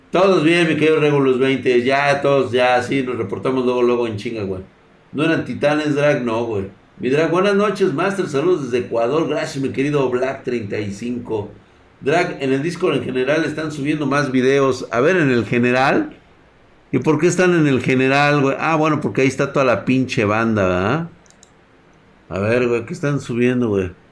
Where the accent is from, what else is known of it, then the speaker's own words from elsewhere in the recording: Mexico; Está viendo la crisis humanitaria, psicológica y espiritual que tenemos ahorita como mexicanos.